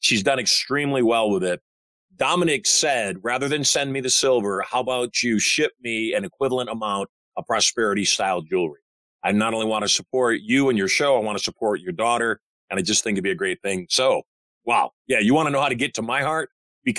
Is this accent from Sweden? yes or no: no; Michigan, United States; I'm a Michigander